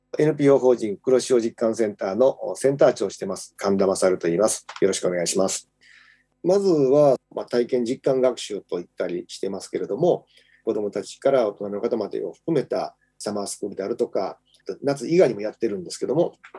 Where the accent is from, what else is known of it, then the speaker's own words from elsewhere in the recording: Kochi, Japan; 僕は高知の出 身ではありますけど